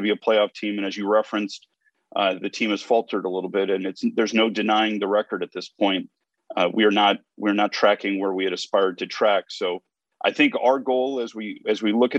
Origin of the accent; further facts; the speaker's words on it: Northern Virginia, United States; moved away; I grew up in Northern Virginia